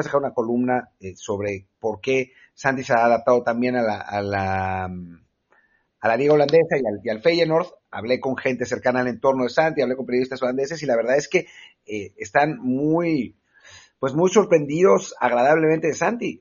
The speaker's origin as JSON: {"language": "Spanish", "country": "Mexico", "said": "como mexicano en Europa"}